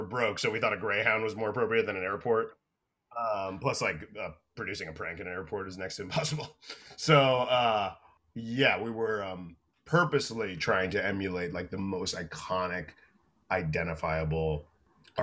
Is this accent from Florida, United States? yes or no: yes; Florida, United States; I'm from Florida